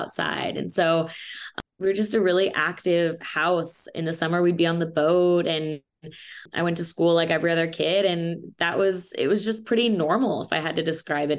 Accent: Indianapolis, Indiana, United States; moved away as an adult; also born or lived in California; I am from Indianapolis, Indiana. I lived there for 18 years before I moved to California, where I went to college.

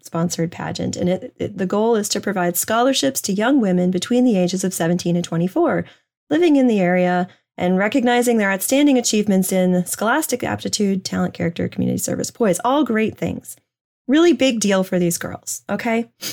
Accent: New Hampshire, United States; moved away; my home state, the granite state of New Hampshire

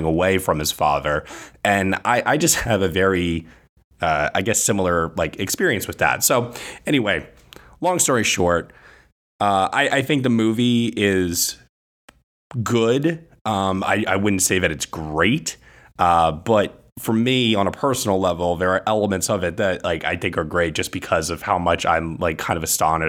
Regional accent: New York, United States; growing up in New York

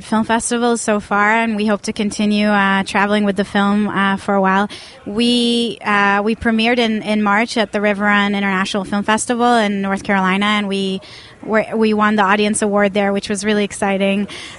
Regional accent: Tel Aviv, Tel Aviv District, Israel; English is a second language; And I'm originally from Tel Aviv, Israel, so I'm not an American filmmaker.

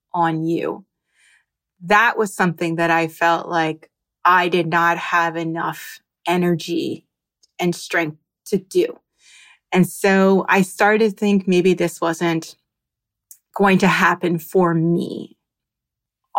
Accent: New Jersey, United States; now in Miami, United States; I am a pediatric occupational therapist living in Miami, Florida, and I'm originally from New Jersey

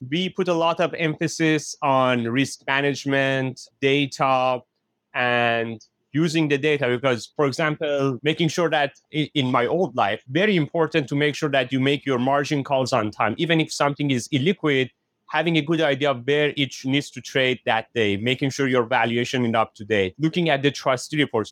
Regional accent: Iran; moved away as an adult; now in United States; I was born and raised in Iran. I came to United States in two thousand one.

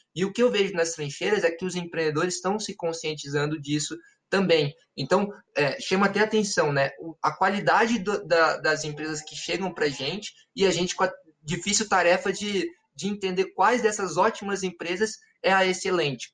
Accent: Brasília, Federal District, Brazil; Eu estou falando aqui de, de Brasília, né? E eu sou brasiliense

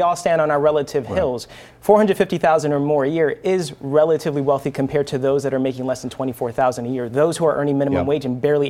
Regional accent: Central Falls, Rhode Island, United States; I grew up in Central Falls. I saw the struggles, economic and other struggles as well.

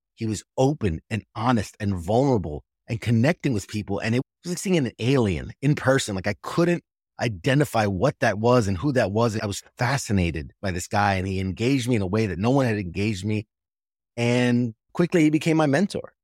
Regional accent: New York City, New York, United States; moved away; I'm originally from New York City, right there in Manhattan, and I was a senior in high school when nine eleven happened

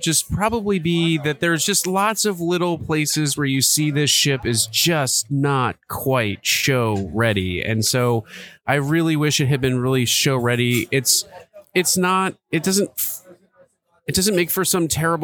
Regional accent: Seattle, Washington, United States; I'm from Seattle

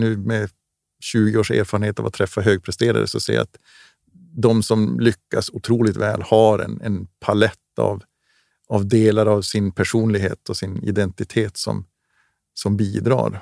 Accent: Gällivare, Norrbotten County, Sweden; livet hemma i Gällivare, ute i skog och mark

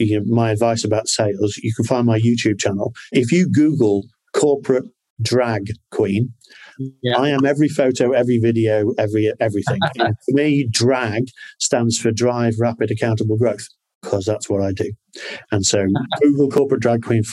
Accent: Liverpool, North West England, United Kingdom; I'm from Liverpool

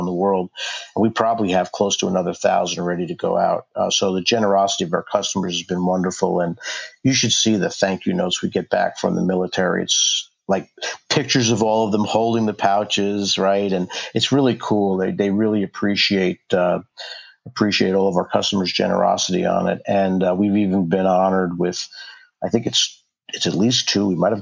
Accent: New York, United States; now in Anacortes, United States; I grew up in New York

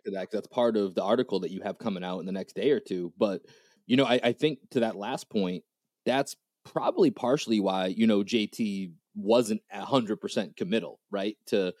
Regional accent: Boston, Massachusetts, United States; accent: Boston; now in Austin, United States; me and Greg, we live in Austin, Texas, but we grew up in Dorchester. Dorchester is, you know, is right in the, is the biggest part, biggest area of Boston, right?

